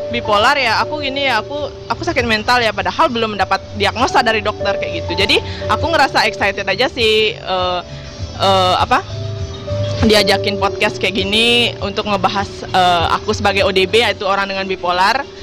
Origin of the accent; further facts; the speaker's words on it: Singaraja, Bali, Indonesia; Asalku dari Singaraja